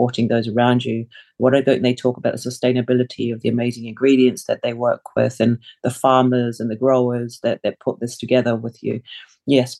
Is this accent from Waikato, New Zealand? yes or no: no; Wellington, New Zealand; English is a second language; also born or lived in Samoa; now in London, United Kingdom; I grew up in New Zealand. I've lived in London longer than I have lived in New Zealand now, coming to 25 years.